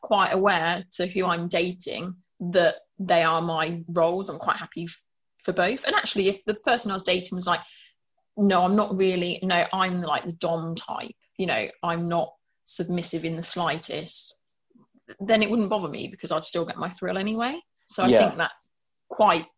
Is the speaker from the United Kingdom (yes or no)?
yes; United Kingdom; we're British